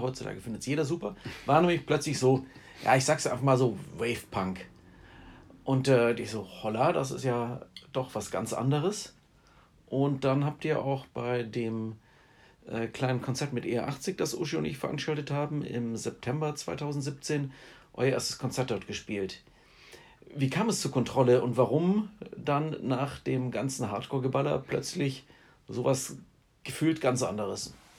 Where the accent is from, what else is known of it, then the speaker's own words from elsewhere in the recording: Heidenheim, Baden-Württemberg, Germany; aus äh, ja, Vorort von Heidenheim